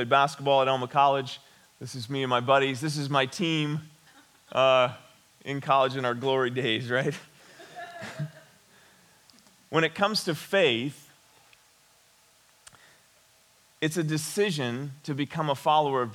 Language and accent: English; West Branch, Michigan, United States; I grew up in West Branch. I attended Ogama Heights High School